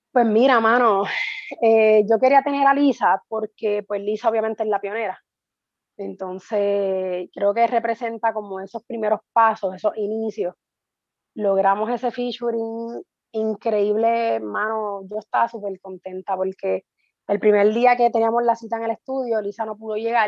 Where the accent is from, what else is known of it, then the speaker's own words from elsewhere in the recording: Guaynabo, Puerto Rico; now in Canóvanas, Puerto Rico; Soy natural de Guaynabo, actualmente vivo en Canóvana, tengo 11 años ya viviendo en Canóvana